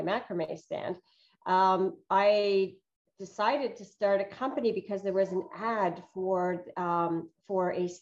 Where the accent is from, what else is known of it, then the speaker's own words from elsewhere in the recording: Canada; also born or lived in Northern Europe; I came to Canada from Northern Europe when I was about 7